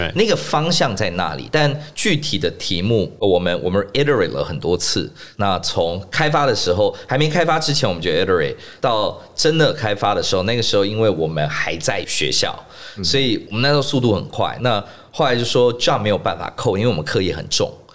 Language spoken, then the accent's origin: Chinese; Singapore; moved away as an adult; also born or lived in Shanghai; now in Taiwan; 那我是在新加坡出生长大的台湾人